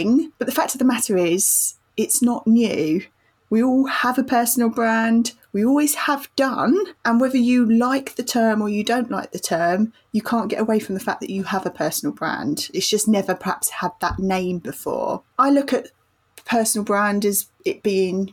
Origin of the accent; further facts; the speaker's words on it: United Kingdom; we're British